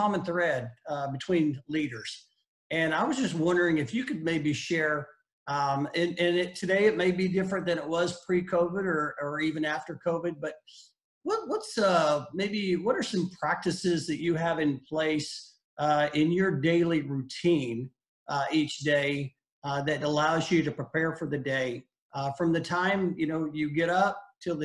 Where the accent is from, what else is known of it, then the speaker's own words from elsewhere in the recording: Oklahoma, United States; Growing up in Oklahoma, watched Bill Teagans